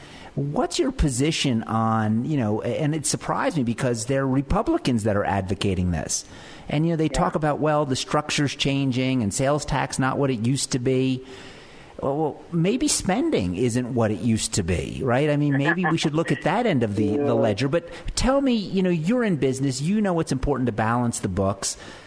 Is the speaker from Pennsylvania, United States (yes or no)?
yes; Pennsylvania, United States; now in Utah, United States; I'm not from Utah originally. I'm from Pennsylvania, but I've lived in several different states.